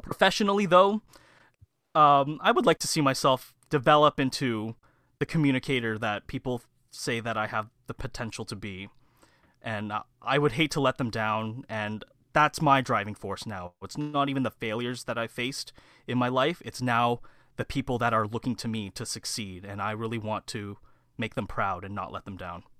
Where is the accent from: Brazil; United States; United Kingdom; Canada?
Canada; Mississauga, Ontario; born and raised right here in, uh, the Heartland Town Center area here